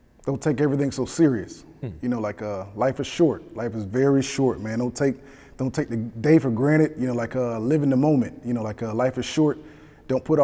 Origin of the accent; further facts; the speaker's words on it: Atlanta, Georgia, United States; So I grew up, man, in my neighborhood